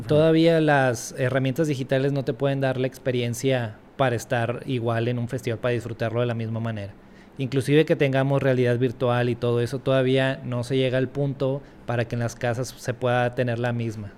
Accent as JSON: {"language": "Spanish", "town": "Monterrey", "region": "Nuevo León", "country": "Mexico", "tie": "born or raised there", "said": "yo aquí en México, creciendo en México, en Monterrey"}